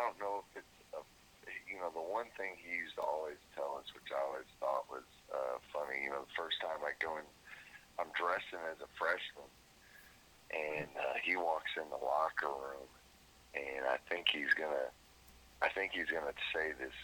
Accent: South Florida, United States; moved away; I was from South Florida

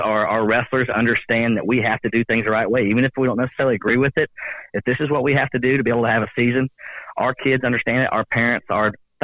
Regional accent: Cleveland, United States; I'm from Cleveland

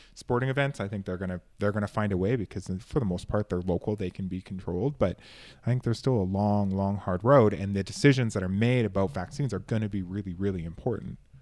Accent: Canada; I come from Canada

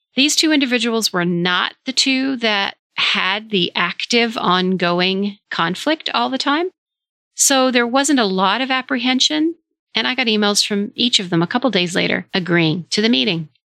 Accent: Vermont, United States; Vermont, my home state in the US

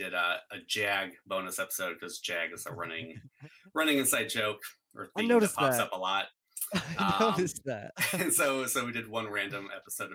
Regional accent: Alaska, United States; now in Oregon, United States; we're all from Alaska but now live in Oregon

